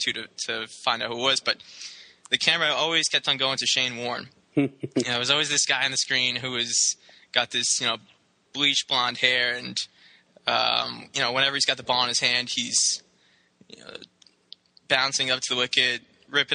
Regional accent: United States; I'm a born and raised American

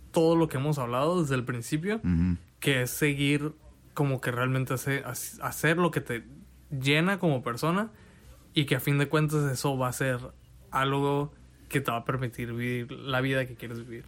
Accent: Mexico; como mexicanos rechazamos lo que está siendo creado en nuestro propio mm, idioma

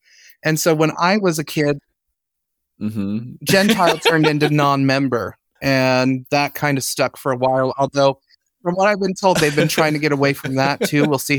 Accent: Ogden, Utah, United States; But I grew up Mormon in Utah. I lived in Ogden, Utah.

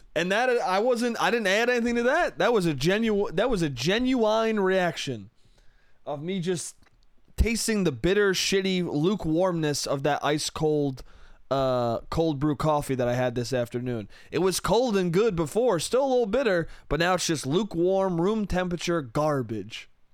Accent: Westchester, New York, United States; moved away; It comes from my hometown. It comes from Westchester, New York

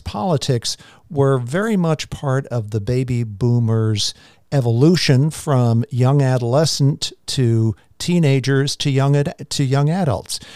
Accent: New York City, New York, United States; I grew up in Queens, Jamaica Estates in New York

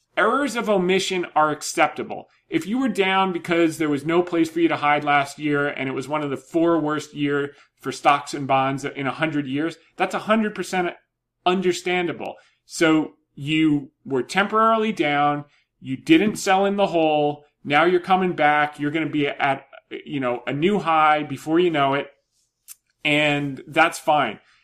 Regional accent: New Jersey, United States; moved away; I grew up in Jersey

